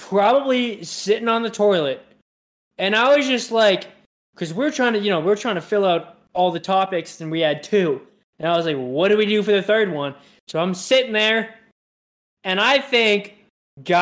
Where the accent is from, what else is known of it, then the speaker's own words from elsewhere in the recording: Marblehead, Massachusetts, United States; now in Utah, United States; I'm from Marblehead.